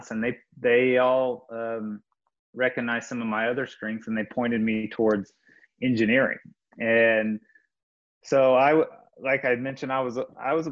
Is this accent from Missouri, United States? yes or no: yes; Warrensburg, Missouri, United States; I grew up in Warrensburg, Missouri